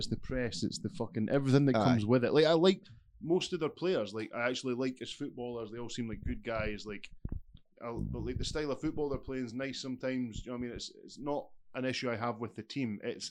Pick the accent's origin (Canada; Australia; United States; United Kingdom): United Kingdom; Scotland